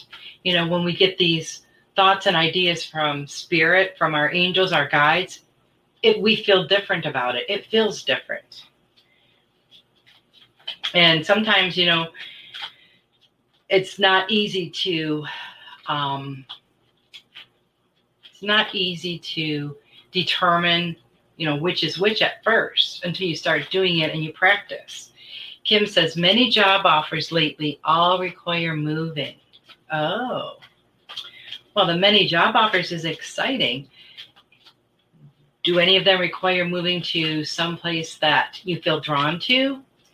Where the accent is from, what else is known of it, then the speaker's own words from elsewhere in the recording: Michigan, United States; moved away; I was from Michigan